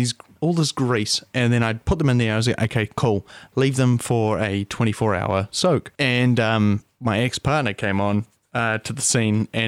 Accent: New Zealand; I'm a Kiwi plumber

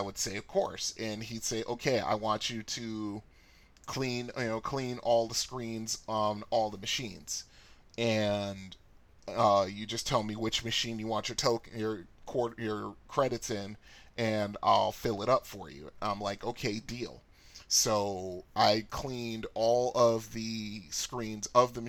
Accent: Bridgeport, Connecticut, United States; my house growing up in Bridgeport, Connecticut

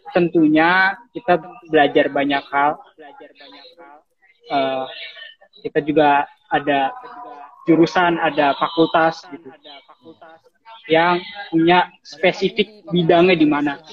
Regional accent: Cilegon, Banten, Indonesia; also born or lived in Serang; Terus uh, saya asalnya dari Cilegon Banten tapi saya lahir di Serang.

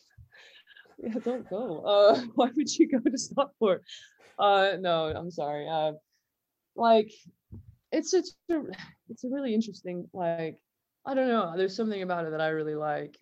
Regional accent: Southern California, United States; now in Manchester, United Kingdom; I grew up in an English household in Southern California

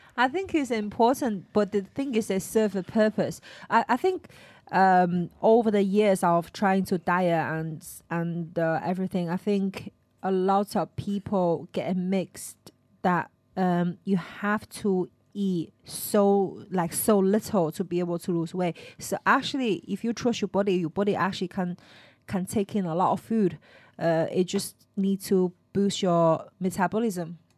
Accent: Stratford-upon-Avon, West Midlands, United Kingdom; I was from Stratford upon Avon, right? I think everybody speak quite nicely there.

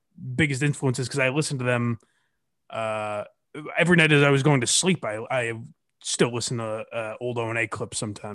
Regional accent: Western Massachusetts, United States; I grew up in Western Mass

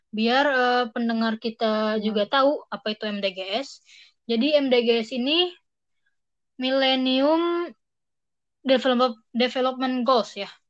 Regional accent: Bogor, West Java, Indonesia; untuk aku pribadi ya, aku kan dari Bogor.

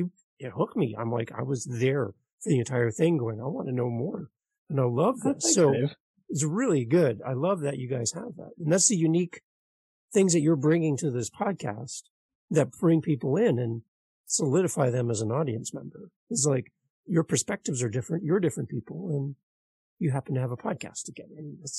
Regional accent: Canada; I'm from Canada.

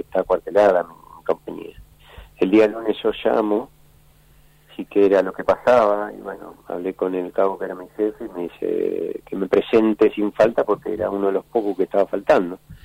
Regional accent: Ingeniero Budge, Buenos Aires Province, Argentina; also born or lived in Santiago del Estero; yo me crié, soy santiagueño, pero me crié en Ingeniero Bulge.

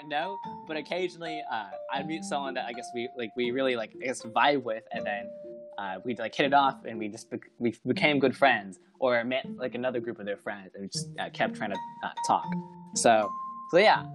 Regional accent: Plano, Texas, United States; Since I came from Plano, which is Plano Senior High School

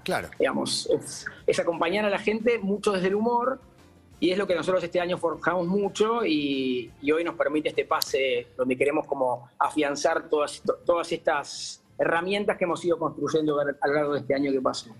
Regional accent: Uruguay; now in Buenos Aires, Argentina; yo soy un uruguayo medio no arrepentido jamás

